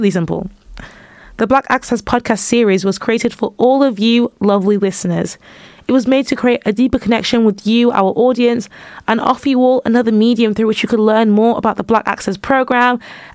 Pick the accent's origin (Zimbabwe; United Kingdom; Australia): United Kingdom; also born or lived in Manchester / London; now in York, United Kingdom; I'm from Manchester and London